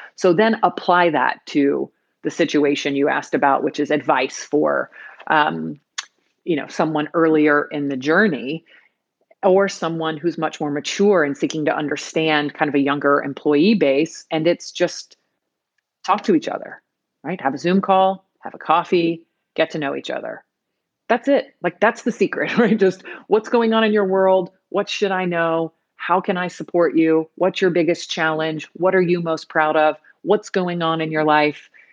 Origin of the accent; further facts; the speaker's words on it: United States; first language English; I was born in the United States, and English is my first language